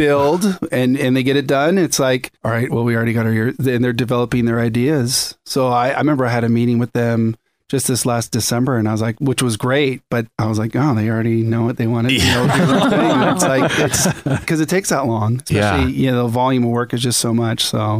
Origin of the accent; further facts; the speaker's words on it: Winnipeg, Manitoba, Canada; born there; also born or lived in Singapore / Indiana / British Columbia; I was born in Winnipeg.